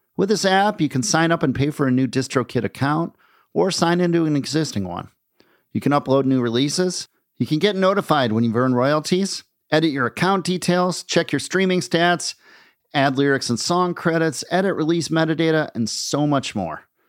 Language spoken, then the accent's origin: English; Minneapolis, Minnesota, United States; I grew up in Minneapolis